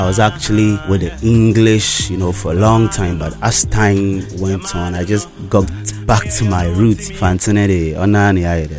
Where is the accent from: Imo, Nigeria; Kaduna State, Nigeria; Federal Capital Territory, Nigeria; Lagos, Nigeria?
Lagos, Nigeria; I'm actually from Lagos town. That's actually where I grew up.